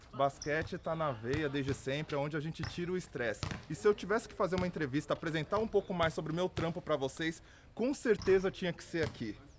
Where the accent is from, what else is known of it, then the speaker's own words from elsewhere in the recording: Taboão da Serra, São Paulo, Brazil; moved away as an adult; now in Rio Grande do Sul, Brazil; eu venho de Taboão da Serra, uma periferia da zona sul de São Paulo, próximo a Osasco e Capão Redondo